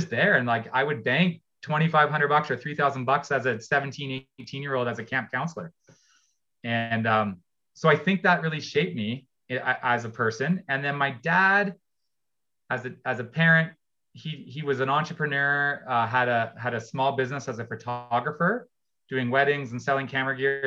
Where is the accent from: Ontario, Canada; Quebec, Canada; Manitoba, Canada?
Ontario, Canada; I grew up in Ontario